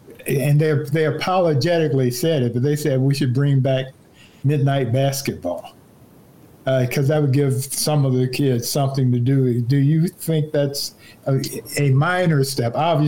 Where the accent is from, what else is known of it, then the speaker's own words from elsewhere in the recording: Gary, Indiana, United States; moved away; I grew up in Gary, Indiana.